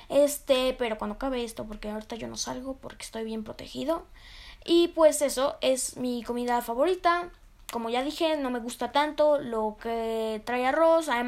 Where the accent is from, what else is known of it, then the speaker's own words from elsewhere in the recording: Mexico; en lo personal a mí me gusta mucho la comida mexicana, porque soy de México, me encanta la comida mexicana